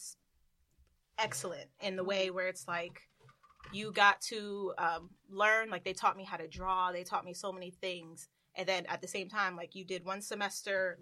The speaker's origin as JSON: {"language": "English", "town": "Kissimmee", "region": "Florida", "country": "United States", "tie": "born or raised there", "moved": "as an adult", "lives_now": "New York, United States", "said": "I am from a little known town called Kissimmee, Florida, a.k.a. Disney World"}